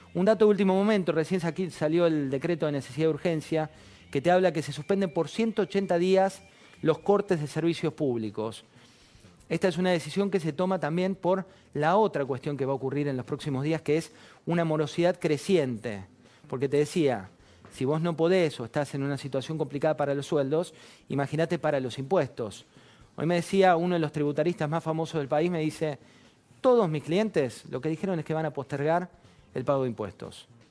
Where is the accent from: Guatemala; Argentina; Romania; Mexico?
Argentina